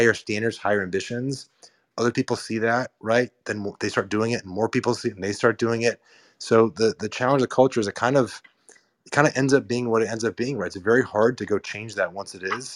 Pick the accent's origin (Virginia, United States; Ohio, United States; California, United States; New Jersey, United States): California, United States; Marin, Bay Area; moved away as an adult; also born or lived in New York / San Francisco; now in East Bay, United States; I grew up in the North Bay in Marin, and then I live in New York for a decade, and I live in San Francisco for a decade